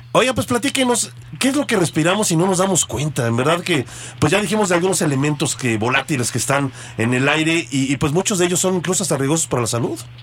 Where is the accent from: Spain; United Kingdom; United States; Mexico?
Mexico; que como mexicanos entendamos más el trabajo que ustedes realizan